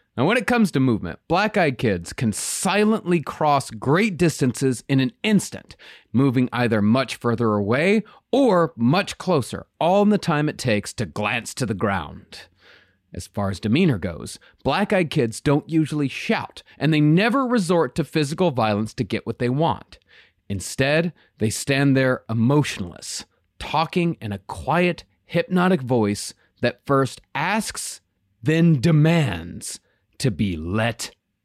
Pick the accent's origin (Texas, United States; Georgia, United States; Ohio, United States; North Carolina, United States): Texas, United States; Rochester; very close to my hometown of Rochester